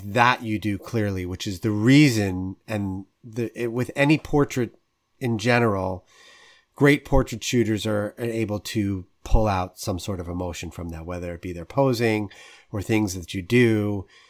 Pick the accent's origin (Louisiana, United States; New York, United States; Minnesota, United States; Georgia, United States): New York, United States; New York suburbs, United States; as a kid growing up in the New York suburbs